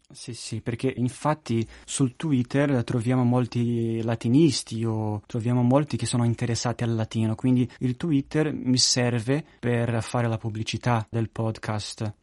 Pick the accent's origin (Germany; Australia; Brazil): Brazil; io sono brasiliano